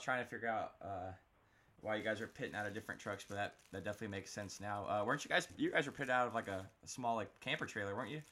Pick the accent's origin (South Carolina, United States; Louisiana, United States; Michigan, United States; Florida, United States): Florida, United States; I'm down here from Florida